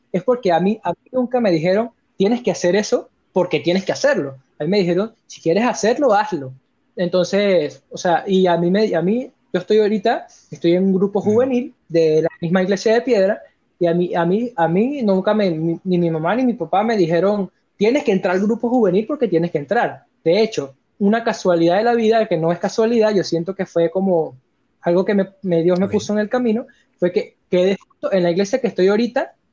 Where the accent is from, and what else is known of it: Venezuela